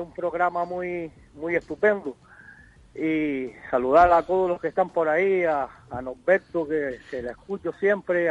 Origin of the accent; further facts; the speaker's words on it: Cuba; moved away as an adult; also born or lived in Spain; now in Las Palmas, Spain; soy cubano y llevo aquí unos años viviendo en España.